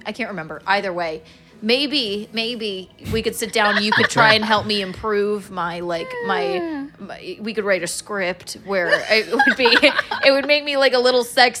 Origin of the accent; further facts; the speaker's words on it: South Carolina, United States; I'm from South Carolina.